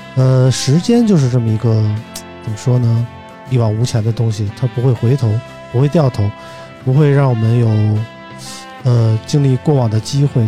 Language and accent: Chinese; Beijing, China; 身为一个北京人，我今年都，呃，理论上今年快四十一岁了